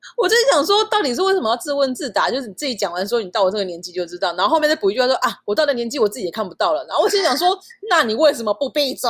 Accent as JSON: {"language": "Chinese", "country": "Taiwan", "tie": "born or raised there", "said": "我就是在台湾出生"}